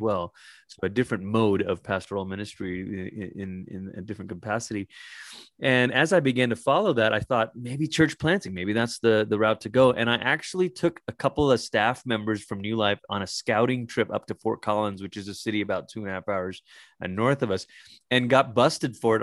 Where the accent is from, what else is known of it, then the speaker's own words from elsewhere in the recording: Malaysia; moved away; when I was a young kid growing up in Malaysia